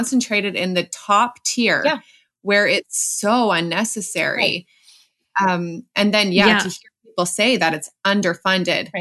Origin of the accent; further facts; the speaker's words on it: Canada; as a Canadian